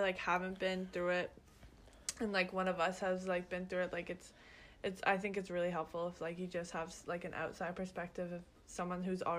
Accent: London, Ontario, Canada; moved away as an adult; now in Maine, United States; I'm from London, Ontario, which is in Canada. But we both go to school here in Maine.

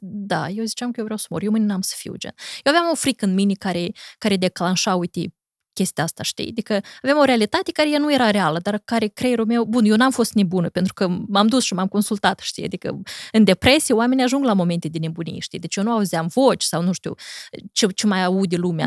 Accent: Corjeuți, Briceni District, Moldova; moved away as an adult; also born or lived in United States; eu am petrecut cam patru luni de zile în satul meu natal, Corșeuți

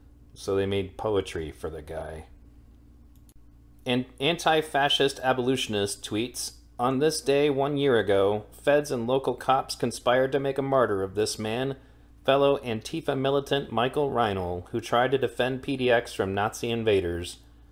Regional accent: Ireland; I'm Irish. I support a unified Ireland.

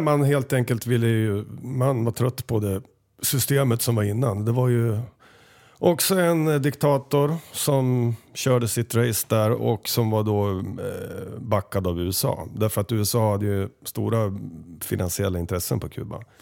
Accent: Sweden; oss svenskar

